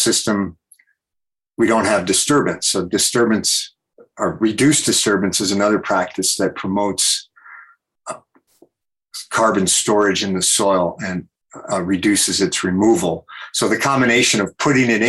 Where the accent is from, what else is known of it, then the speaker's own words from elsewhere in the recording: Iowa, United States; also born or lived in California; now in Wyoming, United States; I grew up in Iowa on a corn and soybean and beef cow farm.